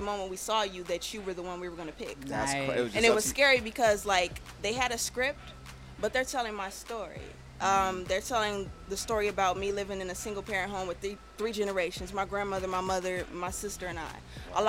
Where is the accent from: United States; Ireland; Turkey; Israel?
United States; West Coast; I'm from the West Coast